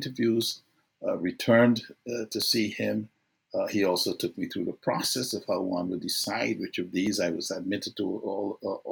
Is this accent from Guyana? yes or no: yes; Guyana; moved away as an adult; I grew up in Guyana